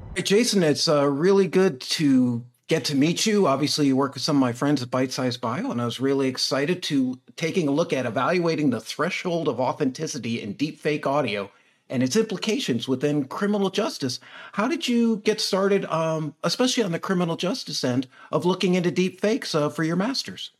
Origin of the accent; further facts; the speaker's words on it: United States; being American.